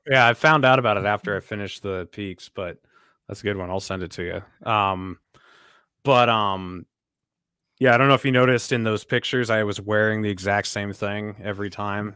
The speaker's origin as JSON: {"language": "English", "town": "Sunapee", "region": "New Hampshire", "country": "United States", "tie": "born or raised there", "said": "I grew up in Sunapee, which is, like, I don't know, twenty minutes away from there"}